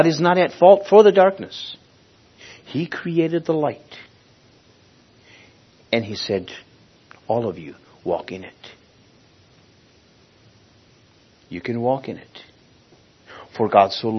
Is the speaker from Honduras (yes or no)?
yes; Honduras; Village where I was born in in Honduras, to this day doesn't even have electric